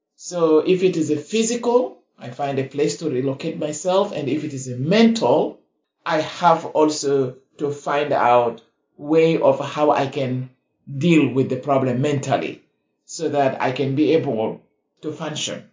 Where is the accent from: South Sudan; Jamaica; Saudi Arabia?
South Sudan; now in United States; I come originally from the Republic of South Sudan